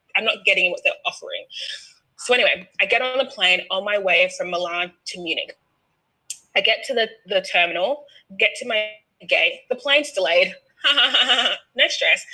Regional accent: Australia; I'm Australian.

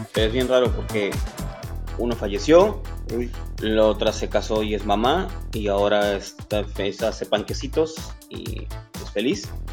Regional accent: Veracruz, Mexico; soy un oriundo, un jarocho, ah. oriundo del puerto de Veracruz.

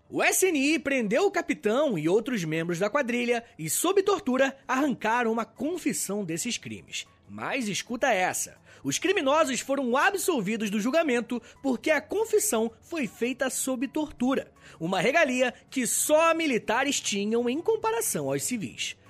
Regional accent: Rio de Janeiro, Brazil; o Rio de Janeiro, minha terra

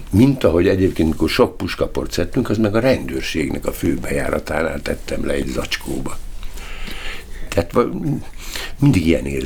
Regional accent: Tatabánya, Komárom-Esztergom, Hungary; born there; Tatabányán ö, születtem, és ugye a helyzet az adott volt, mert bizony nagyon szegény korszakban, 1949-ben születtem, és 53-ig Tatabánya városban laktunk, aztán többször is visszaköltöztünk, tehát nagyon sok helyen laktunk.

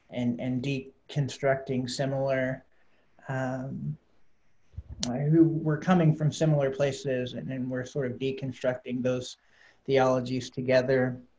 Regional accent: Valonia, Arkansas, United States; also born or lived in Atlanta, Georgia / Little Rock, Arkansas; I grew up here in Arkansas, a little town called Valonia, and have lived in Arkansas most of my life, with the exception of a two-year sojourn in Atlanta, Georgia. Moved to Little Rock about 5 years ago

